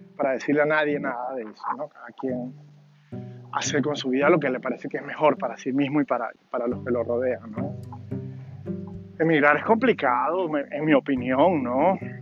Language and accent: Spanish; Mérida, Venezuela; moved away as an adult; now in Virginia, United States; todo eso fue en Mérida también, ¿no? Ahí me crié